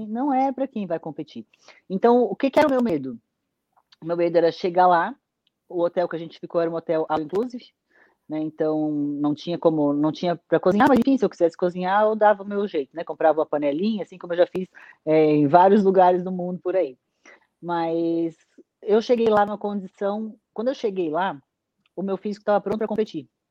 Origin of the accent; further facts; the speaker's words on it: Santa Catarina, Brazil; lá no meu estado de Santa Catarina